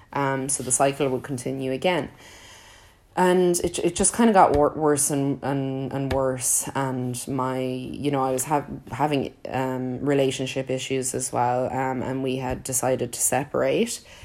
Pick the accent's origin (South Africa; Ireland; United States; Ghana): Ireland; I grew up in Ireland